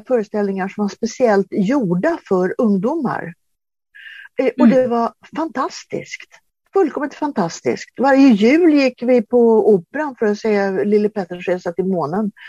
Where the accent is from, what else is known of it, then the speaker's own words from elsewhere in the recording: Sweden; född och uppvuxen i Sverige